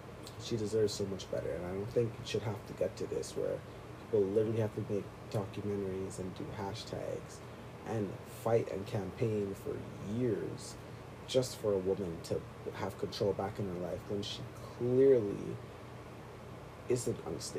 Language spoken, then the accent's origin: English; Toronto, Ontario, Canada; I'm from Canada or Toronto, and people were saying … is better than …